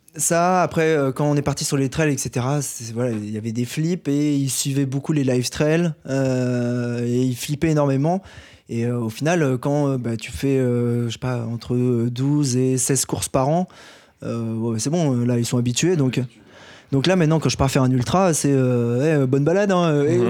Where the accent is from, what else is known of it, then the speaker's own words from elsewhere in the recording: Paris, Île-de-France, France; en tant que Parisien